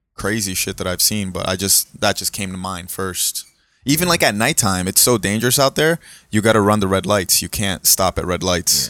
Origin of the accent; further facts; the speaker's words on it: South Florida, United States; also born or lived in Brazil; where we grew up in South Florida, we lived in, um, and Deerfield, Pompano area